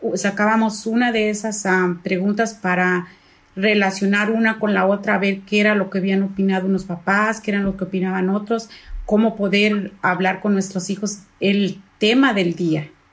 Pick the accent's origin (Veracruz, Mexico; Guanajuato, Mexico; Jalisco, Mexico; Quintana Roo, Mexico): Jalisco, Mexico; now in San Diego, United States; también soy del mismo lugar que mi esposo de Jalisco